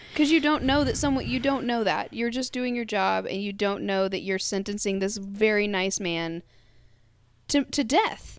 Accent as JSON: {"language": "English", "region": "Kentucky", "country": "United States", "said": "We're two white girls from Kentucky."}